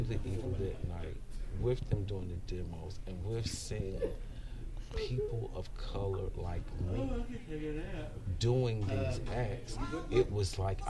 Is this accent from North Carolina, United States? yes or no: yes; Charlotte, North Carolina, United States; moved away as an adult; now in Atlanta, United States; I'm originally from Charlotte, North Carolina.